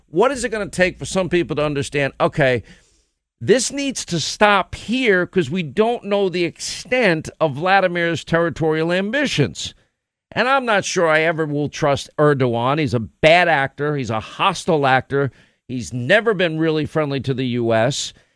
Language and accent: English; United States; as an American